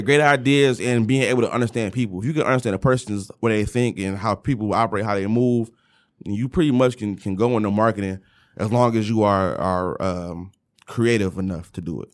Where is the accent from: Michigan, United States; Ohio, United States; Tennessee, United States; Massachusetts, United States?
Michigan, United States; Detroit; moved away; also born or lived in Kentucky; everyone from Detroit has a certain mindset and a certain, um, certain things that are just innate in us. And coming from the West Side